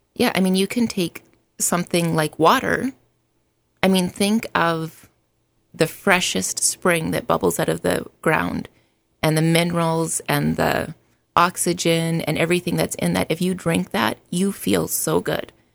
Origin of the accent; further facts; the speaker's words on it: Alberta, Canada; moved away as an adult; now in United States; I was born in Alberta, Canada, and immigrated to the States in two thousand